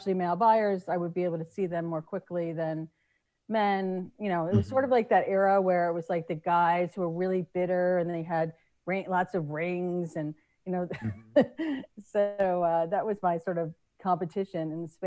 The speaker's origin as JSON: {"language": "English", "area": "Eastern Long Island", "region": "New York", "country": "United States", "tie": "born or raised there", "also_born_or_lived": "Philadelphia area", "moved": "yes", "said": "I grew up in Eastern Long Island."}